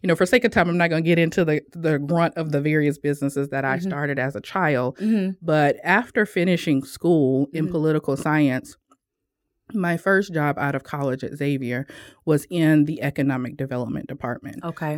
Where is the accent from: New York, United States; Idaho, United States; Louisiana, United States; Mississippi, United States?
Louisiana, United States; Ponchatoula; So we are from Louisiana. If you think about, you know, the New Orleans area, Ponchatoula, which is just outside of New Orleans. Known for strawberries.